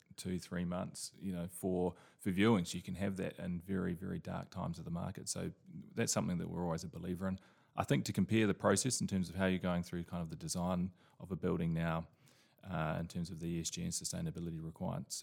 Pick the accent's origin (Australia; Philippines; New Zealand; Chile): New Zealand; now in London, United Kingdom; I'm originally from New Zealand